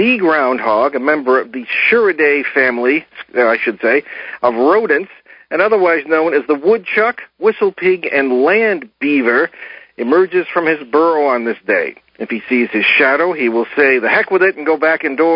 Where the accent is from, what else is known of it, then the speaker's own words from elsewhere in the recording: United States; I grew up in the Connecticut Valley in the tobacco country